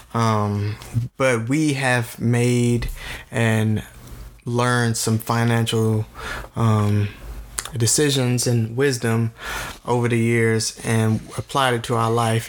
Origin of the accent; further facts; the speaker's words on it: Tennessee, United States; we are from Tennessee